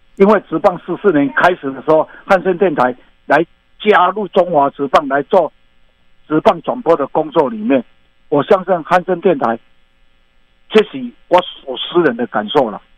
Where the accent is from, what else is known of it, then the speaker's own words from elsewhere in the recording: Taiwan; accent: Taiwanese Mandarin; 我就用台语来赶快系数